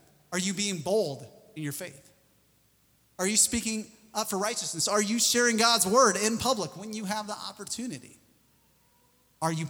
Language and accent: English; Missouri, United States; I'm from Missouri.